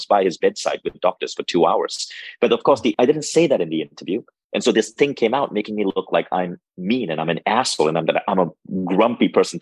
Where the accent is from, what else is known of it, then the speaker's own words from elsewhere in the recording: Malaysia; moved away; I went to a high school in Malaysia. I grew up in Malaysia